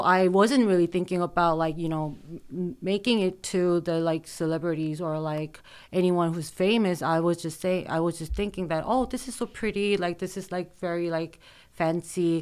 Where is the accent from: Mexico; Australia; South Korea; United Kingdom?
South Korea; also born or lived in United States; I was born in the States, but I grew up in Korea.